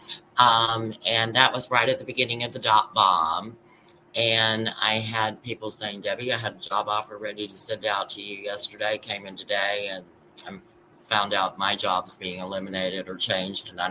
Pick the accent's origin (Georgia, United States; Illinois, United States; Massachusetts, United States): Georgia, United States; Atlanta; I grew up in Atlanta, so and in Dunwoody area.